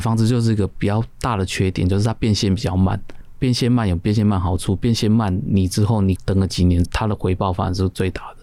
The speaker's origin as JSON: {"language": "Chinese", "region": "Keelung", "country": "Taiwan", "tie": "born or raised there", "moved": "as an adult", "lives_now": "Xindian, Taiwan", "said": "我老家在基隆，那其实那时候我就住在新店这样子，然后一直到现在"}